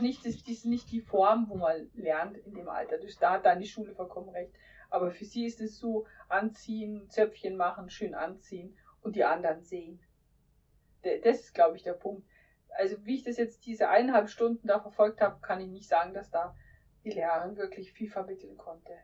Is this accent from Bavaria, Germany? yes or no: yes; Lower Bavaria, Germany; moved away; Ich bin ja gebürtiger Niederbayer